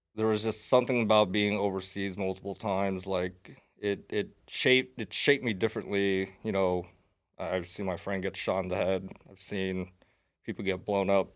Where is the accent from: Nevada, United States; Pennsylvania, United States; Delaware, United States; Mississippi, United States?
Nevada, United States; Las Vegas; I was raised here in Vegas